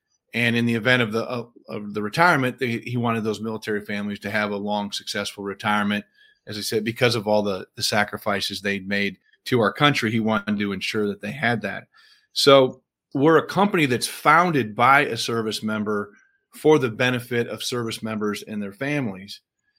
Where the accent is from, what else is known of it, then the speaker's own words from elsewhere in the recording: Illinois, United States; I grew up in the Midwest on the western side of Illinois in a very, very middle-class blue-collar family.